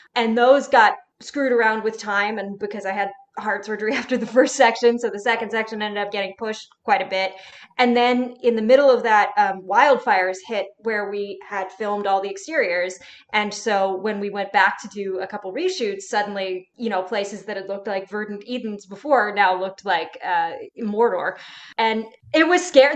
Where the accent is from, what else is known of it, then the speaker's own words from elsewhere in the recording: Sonoma County, California, United States; my hometown in Sonoma County